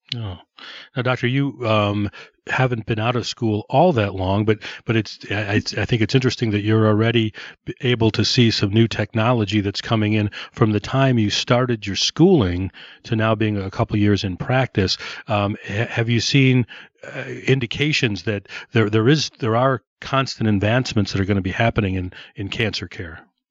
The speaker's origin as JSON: {"language": "English", "town": "Downers Grove", "region": "Illinois", "country": "United States", "tie": "born or raised there", "said": "I went to Downers North"}